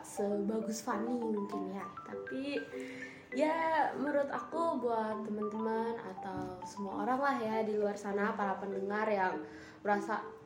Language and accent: Indonesian; Indonesia; kita kan emang bukan orang Korea kita kan orang Indonesia